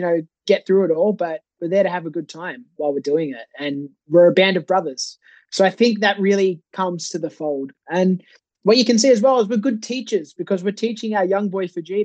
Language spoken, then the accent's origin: English; Sydney, New South Wales, Australia; even though we were in Sydney, which is my hometown, I didn't go home